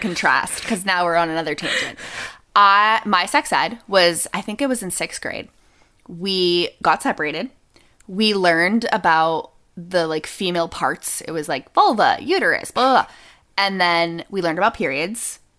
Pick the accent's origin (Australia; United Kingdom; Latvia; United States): United States; New Hampshire; I grew up in New Hampshire